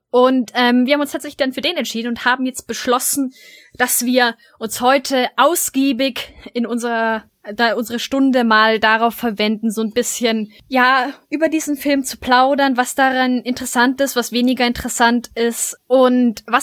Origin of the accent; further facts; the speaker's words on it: Cologne, North Rhine-Westphalia, Germany; naja, ganz eigentlich bin ich ja Kölnerin